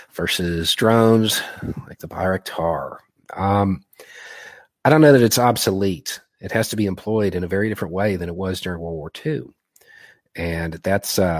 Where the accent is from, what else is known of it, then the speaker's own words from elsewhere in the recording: Melitopol, Zaporizhzhia Oblast, Ukraine; English is a second language; now in United States; I'm originally from Melitopol.